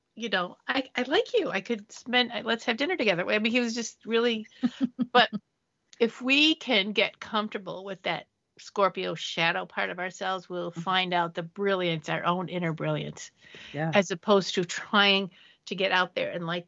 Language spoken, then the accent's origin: English; Detroit, Michigan, United States; I'm a kid from Detroit